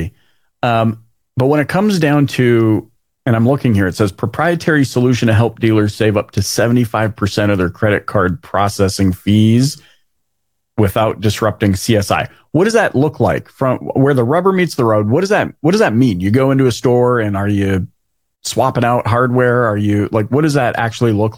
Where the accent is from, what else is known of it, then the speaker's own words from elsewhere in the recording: Canada; being a Canadian